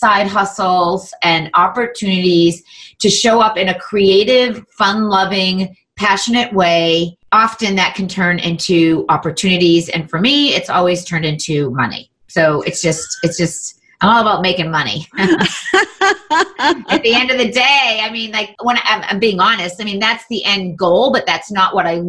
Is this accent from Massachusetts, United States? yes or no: yes; Andover, Massachusetts, United States; I grew up in Andover, Massachusetts